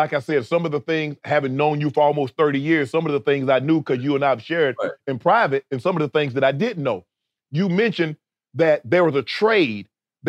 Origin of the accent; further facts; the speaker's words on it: Chicago, Illinois, United States; born there; I was born in Chicago.